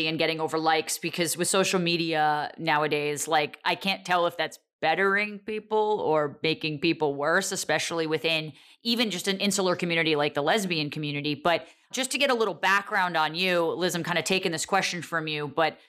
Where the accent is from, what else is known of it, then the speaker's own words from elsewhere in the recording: Northern New Jersey, United States; I grew up in Northern New Jersey